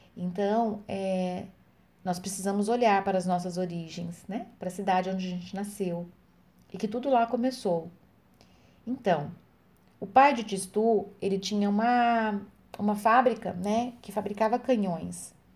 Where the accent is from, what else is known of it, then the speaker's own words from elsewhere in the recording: Francisco Alves, Paraná, Brazil; Eu nasci em Francisco Alves